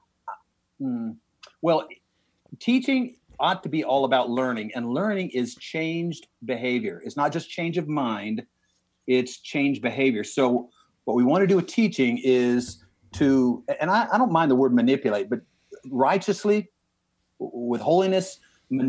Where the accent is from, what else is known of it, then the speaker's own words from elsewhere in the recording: Kansas, United States; moved away as an adult; now in Jackson, Mississippi, United States; I grew up in Kansas and had a relationship with the Lord through junior